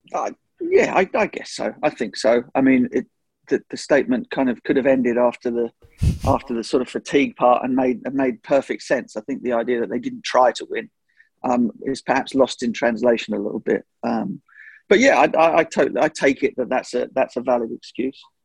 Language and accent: English; England, United Kingdom; as an Englishman